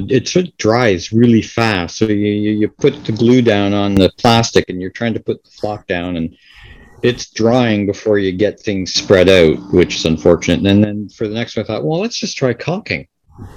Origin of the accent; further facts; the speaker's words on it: Canada; because we're Canadian